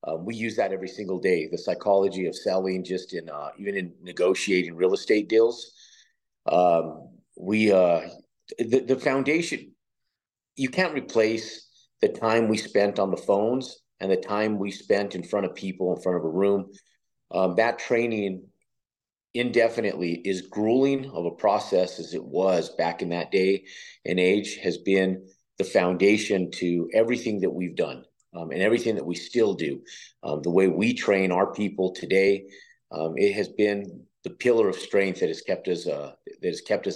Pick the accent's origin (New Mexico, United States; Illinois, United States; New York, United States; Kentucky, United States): New Mexico, United States; moved away; also born or lived in Texas / Virginia / Florida; I grew up in New Mexico, left to Texas, lived in Texas, Virginia, and Florida for a short time and Texas for a good while